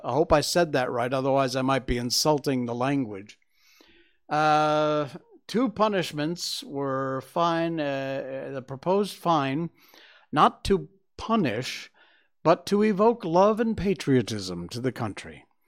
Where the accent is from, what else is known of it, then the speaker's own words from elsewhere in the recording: Cornwall, Connecticut, United States; growing up in Cornwall, Connecticut